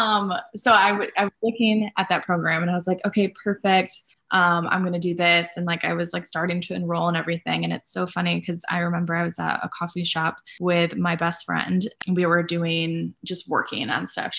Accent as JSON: {"language": "English", "town": "Grand Rapids", "region": "Michigan", "country": "United States", "tie": "born or raised there", "moved": "yes", "said": "I'm from Michigan originally. I'm from Grand Rapids. And at the time I was in high school"}